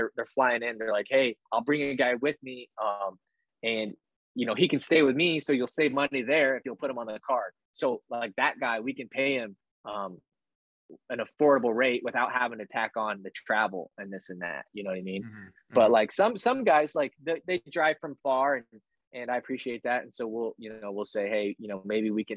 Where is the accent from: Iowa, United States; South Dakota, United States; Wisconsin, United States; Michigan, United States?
Iowa, United States; small lake town near Rathbun Lake; moved away as an adult; it's a lake town where I'm from. And so there, you know, Rathbun Lake's down there